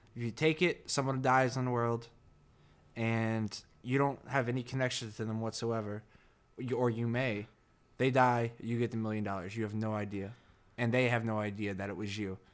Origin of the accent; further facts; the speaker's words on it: New Jersey, United States; accent: Jersey; moved away as an adult; my Jersey accent